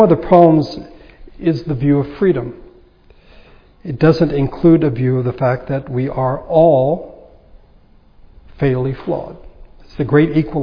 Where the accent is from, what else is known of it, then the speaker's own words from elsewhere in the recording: United States; I am an American